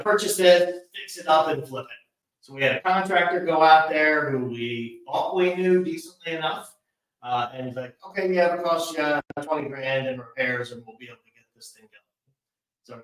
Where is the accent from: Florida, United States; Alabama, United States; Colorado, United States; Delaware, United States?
Delaware, United States; moved away as an adult; also born or lived in East Coast; now in Hampton Roads, Virginia, United States; I'm originally from Delaware, moved up and down the East Coast a bit with my career